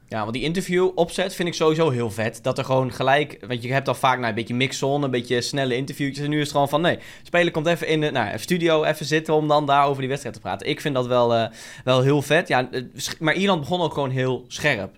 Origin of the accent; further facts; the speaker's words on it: Netherlands; we zijn Nederlanders